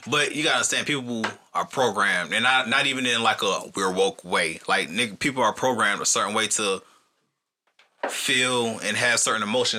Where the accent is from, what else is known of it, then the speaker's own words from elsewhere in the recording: Atlanta, Georgia, United States; how we grew up in Atlanta